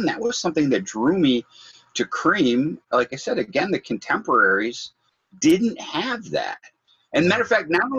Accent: Detroit, Michigan, United States; growing up here too. It was just part of living here.

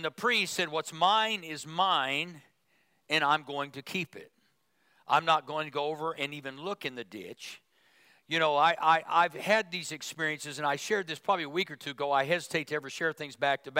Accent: Midwest, United States; moved away; I grew up in the Midwest

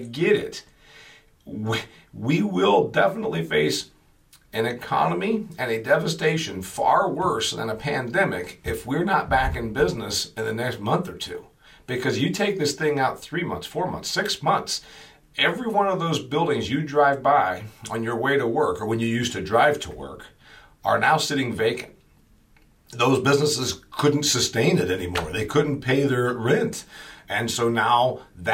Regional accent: Huntington, Indiana, United States; my hometown of Huntington, Indiana

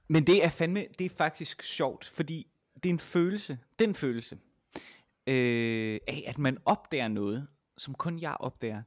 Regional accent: Vejle, Southern Denmark, Denmark; jeg kommer fra Vejle, som jo er en relativt lille

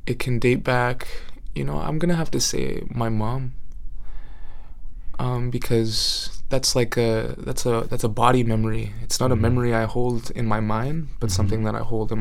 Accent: Wet'suwet'en territory, British Columbia, Canada; also born or lived in Prince George, British Columbia; mainly grew up on Wet'suwet'en territory

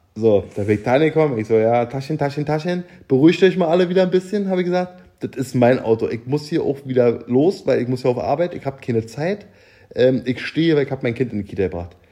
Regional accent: East Germany, Germany

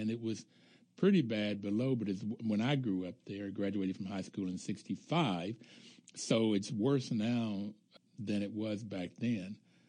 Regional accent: Bluefield, West Virginia, United States; moved away; I grew up in Bluefield, West Virginia

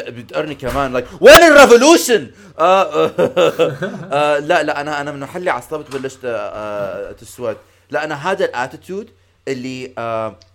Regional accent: Syria; بس انا سوري يعني آه، آه، توقف ساعه ونص على اللعبه

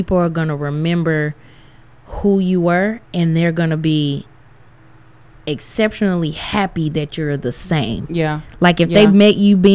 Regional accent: Tulsa, Oklahoma, United States; I come from Tulsa, Oklahoma

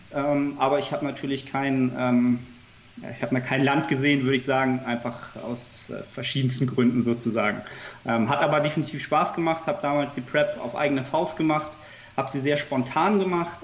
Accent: Hamburg, Germany; ansonsten bin ich ähm, Hamburger Jung. man sagt hier so mal, ich habe Hamburg im Herzen

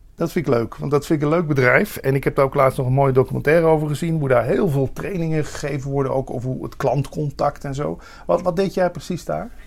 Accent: Limburg, Netherlands; waar ik vandaan kom is ook het o, eh, het begrip avondontbijt geïntroduceerd

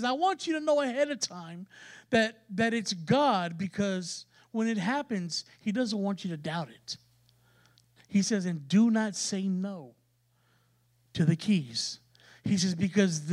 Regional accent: San Antonio, Texas, United States; we're from San Antonio. We're from a major city, and you know, we're city people

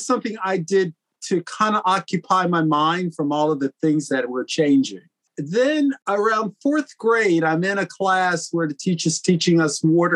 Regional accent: Philadelphia, Pennsylvania, United States; I was born in Philadelphia to two really great parents

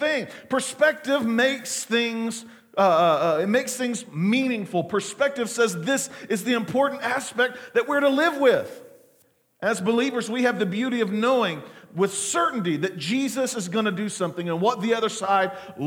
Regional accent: Muskogee, Oklahoma, United States; I was born on December the 29th, 1979, at Muskogee Regional Hospital

